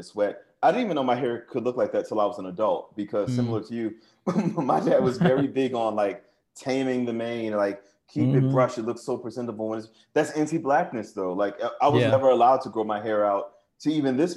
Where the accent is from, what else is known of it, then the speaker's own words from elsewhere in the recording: New Orleans, Louisiana, United States; growing up in New Orleans, the way I did